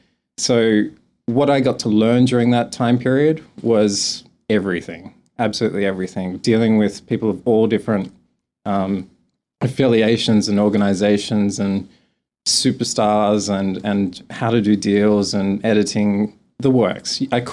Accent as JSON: {"language": "English", "country": "Australia", "accent": "Australian", "said": "I have letters of American accent, but I'm not as strong Australian as other people."}